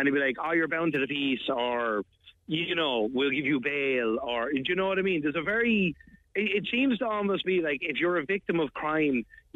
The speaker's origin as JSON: {"language": "English", "town": "Dublin", "region": "Leinster", "country": "Ireland", "moved": "as an adult", "lives_now": "Tipperary, Ireland", "said": "we're originally from Dublin. Now we're down here like 22 years now"}